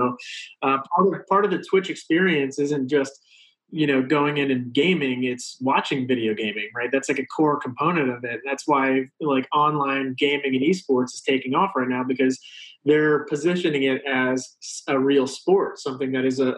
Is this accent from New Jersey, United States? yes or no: no; Fairfax, Virginia, United States; I grew up outside of Washington, D.C., and in the suburbs of D.C., in a place called Fairfax, Virginia